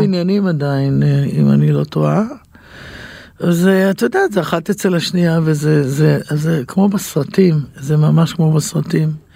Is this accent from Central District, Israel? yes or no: yes; Yehud, Central District, Israel; גדלתי ביהוד, בשכונה, בבית ערבי